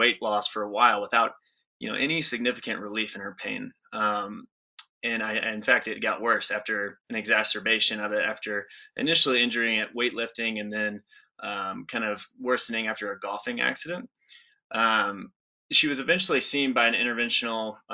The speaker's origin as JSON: {"language": "English", "town": "Birmingham", "region": "Alabama", "country": "United States", "moved": "yes", "lives_now": "Colorado, United States", "said": "I'm originally from Birmingham, Alabama"}